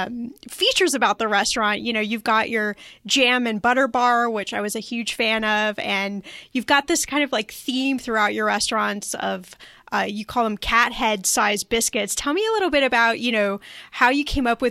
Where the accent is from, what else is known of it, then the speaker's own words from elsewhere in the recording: Los Angeles, California, United States; I'm from Los Angeles